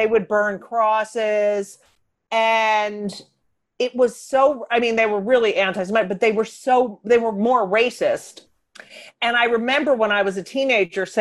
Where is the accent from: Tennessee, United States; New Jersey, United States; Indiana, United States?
New Jersey, United States; Clark; also born or lived in Newark, New Jersey / Elizabeth, New Jersey; I was born in Newark. We lived in Elizabeth and then we moved to Clark, New Jersey.